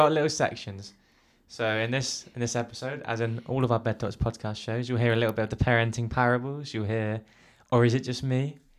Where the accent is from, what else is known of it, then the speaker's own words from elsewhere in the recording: United Kingdom; I'm British.